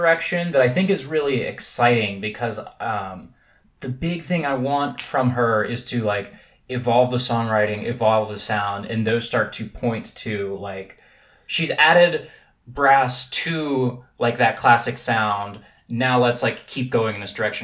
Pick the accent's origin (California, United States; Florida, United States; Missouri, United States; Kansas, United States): Kansas, United States; Lawrence; my hometown, Lawrence, Kansas